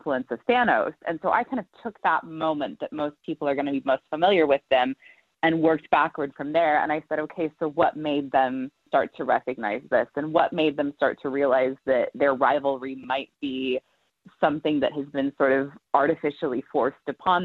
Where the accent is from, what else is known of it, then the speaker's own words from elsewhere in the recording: the American West, United States; I grew up in the West